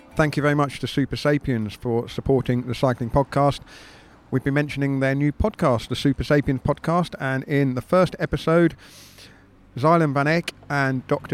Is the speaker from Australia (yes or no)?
no; United Kingdom; as a Brit